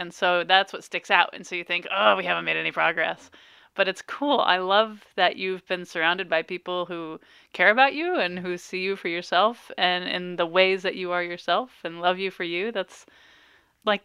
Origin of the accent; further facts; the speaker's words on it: Farmington, United States; I'm almost 40, and I think about, I grew up in Farmington, and it was a pretty accepting school